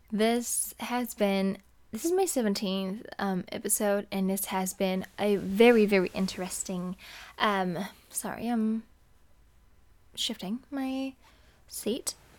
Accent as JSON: {"language": "English", "country": "Indonesia", "moved": "as an adult", "lives_now": "California, United States", "said": "I am from Indonesia."}